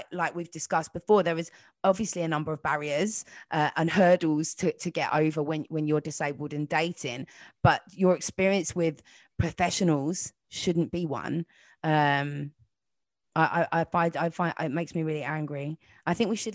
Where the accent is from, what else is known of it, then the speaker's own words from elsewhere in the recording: London, United Kingdom; I grew up in North London